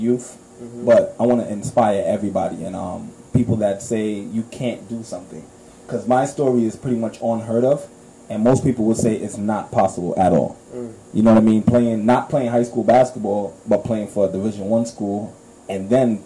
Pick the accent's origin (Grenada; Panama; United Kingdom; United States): Grenada; I'm from Grenada